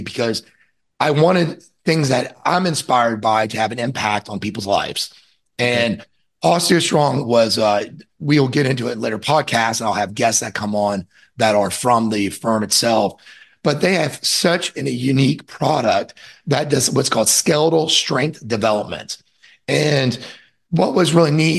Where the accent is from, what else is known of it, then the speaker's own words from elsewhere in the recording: Orlando, Florida, United States; I'm from Orlando, Florida, and I grew up on the lake I live on now